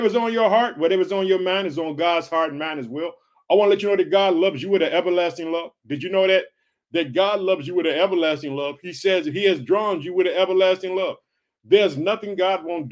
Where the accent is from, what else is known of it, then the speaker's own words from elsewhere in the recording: Illinois, United States; the state of Illinois, which is my home state